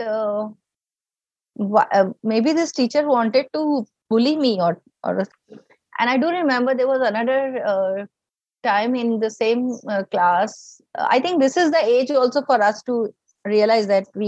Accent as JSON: {"language": "English", "region": "North India", "country": "India", "said": "we are from North India"}